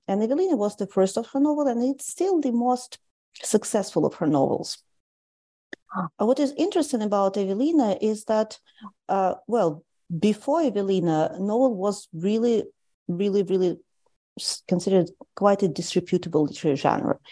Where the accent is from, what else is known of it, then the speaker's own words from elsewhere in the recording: Tallinn, Harju County, Estonia; moved away as an adult; also born or lived in St. Petersburg, Russia; now in Canada; I grew up in Tallinn in Estonia